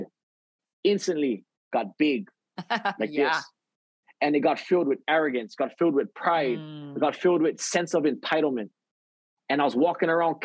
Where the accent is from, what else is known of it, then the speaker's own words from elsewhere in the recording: Hawaii, United States; I'm from Hawaii